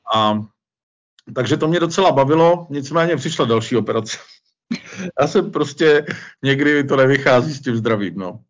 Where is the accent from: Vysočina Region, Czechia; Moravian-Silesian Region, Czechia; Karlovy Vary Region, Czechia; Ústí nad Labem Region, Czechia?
Karlovy Vary Region, Czechia; Cheb; moved away as an adult; also born or lived in Mariánské Lázně / Prague; now in Vitznau, Switzerland; já jsem se narodil v Chebu